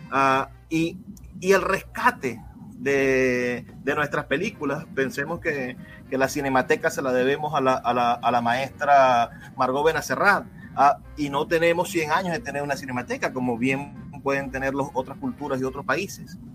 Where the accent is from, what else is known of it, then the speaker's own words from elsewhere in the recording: Venezuela; quiénes somos como venezolanos, encontrar claves, desarrollar metáforas